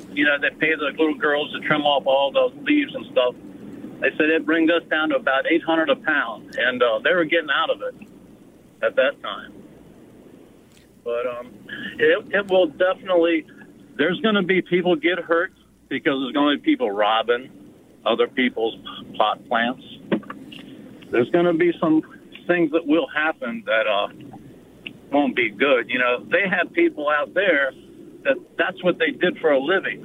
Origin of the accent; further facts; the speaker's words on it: United States; moved away; also born or lived in California; I grew up in Montgomery County